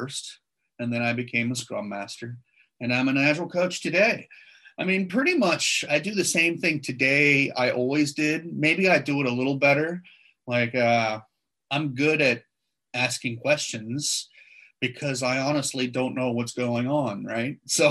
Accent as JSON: {"language": "English", "town": "Seattle", "region": "Washington", "country": "United States", "moved": "as an adult", "lives_now": "Sydney, Australia", "said": "I'm actually an American and I'm originally from Seattle"}